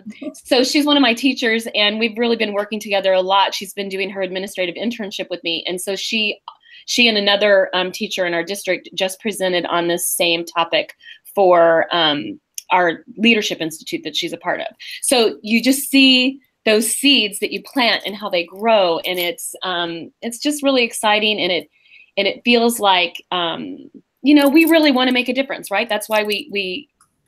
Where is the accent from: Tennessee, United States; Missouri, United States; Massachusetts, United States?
Missouri, United States; St. Joseph; We grew up together in St. Joe.